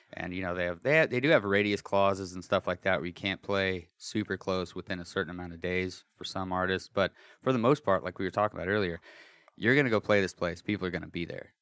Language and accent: English; Colorado, United States; moved away; I'm from Colorado. Me and my brothers were from Colorado